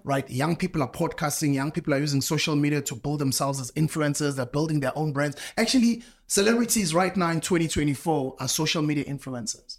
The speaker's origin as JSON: {"language": "English", "country": "South Africa", "said": "where I come from in my country, you know, South Africa"}